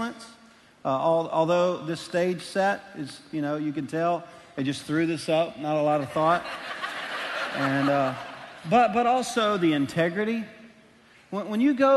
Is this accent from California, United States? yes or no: no; Louisiana, United States; now in Arkansas, United States; I am a Cajun from Louisiana